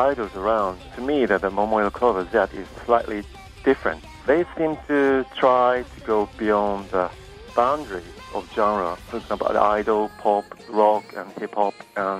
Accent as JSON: {"language": "English", "region": "Nagasaki", "country": "Japan", "said": "I'm from Nagasaki, Japan."}